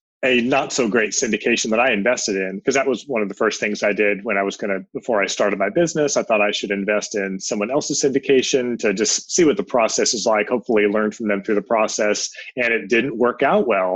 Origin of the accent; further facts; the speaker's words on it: San Jose, California, United States; also born or lived in Europe; I grew up in San Jose, went to San Jose State University